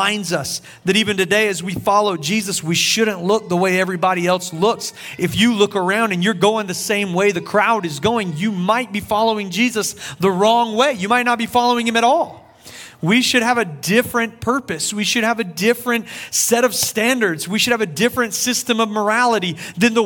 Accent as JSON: {"language": "English", "region": "South Carolina", "country": "United States", "said": "I'm from South Carolina"}